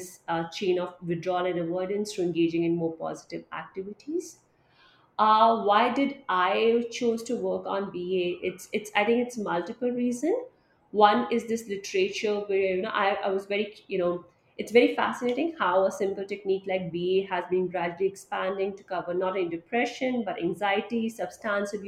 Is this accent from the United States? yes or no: no; India; I am from India